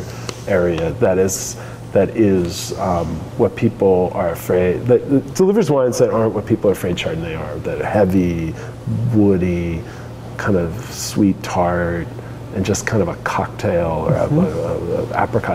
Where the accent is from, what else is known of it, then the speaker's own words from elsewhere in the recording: Santa Monica, California, United States; now in Oregon, United States; I'm from Santa Monica